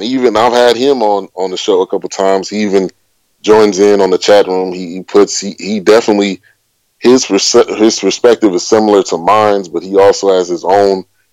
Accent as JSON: {"language": "English", "area": "Bay Area", "region": "California", "country": "United States", "tie": "born or raised there", "said": "I grew up in the Bay Area"}